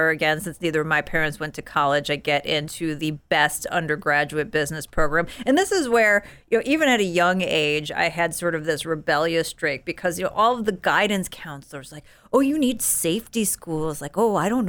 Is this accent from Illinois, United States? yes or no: yes; Illinois, United States; The Chicagoland area. area is we we so basically um, in the northern suburbs of Chicago.